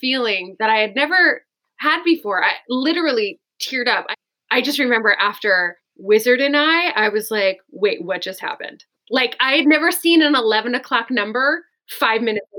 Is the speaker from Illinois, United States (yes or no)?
no; Connecticut, United States; I'm from Connecticut